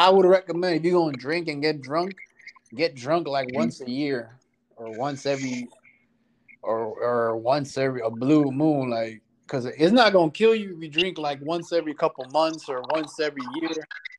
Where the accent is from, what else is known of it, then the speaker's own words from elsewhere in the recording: Florida, United States; I was born in Florida